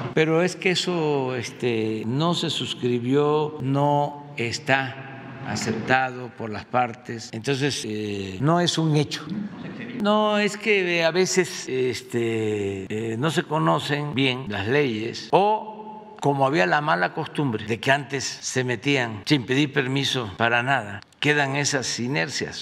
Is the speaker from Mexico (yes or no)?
yes; Mexico; soy representante del Estado mexicano